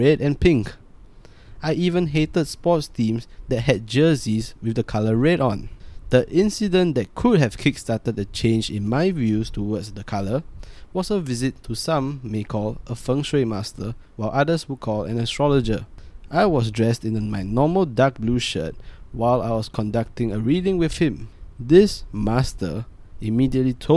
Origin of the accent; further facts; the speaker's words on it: Singapore; I am a Singaporean